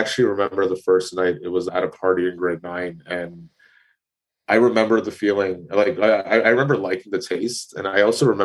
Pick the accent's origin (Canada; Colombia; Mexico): Canada; Toronto, Ontario; I was born and raised in Toronto, Ontario